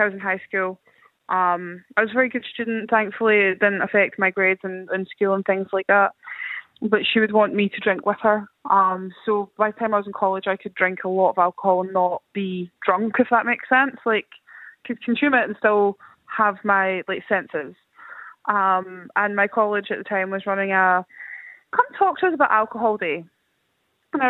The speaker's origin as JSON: {"language": "English", "region": "Scotland", "country": "United Kingdom", "tie": "born or raised there", "said": "So I grew up in Scotland, so not Ireland"}